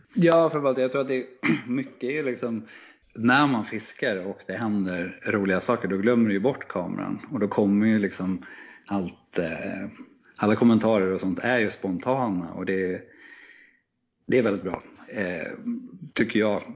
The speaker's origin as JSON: {"language": "Swedish", "town": "Knivsta", "region": "Uppsala County", "country": "Sweden", "tie": "born or raised there", "also_born_or_lived": "Gothenburg", "moved": "yes", "said": "när jag växte upp i Knivsta så kunde man hyra filmen Gädda på den lokala videobutiken"}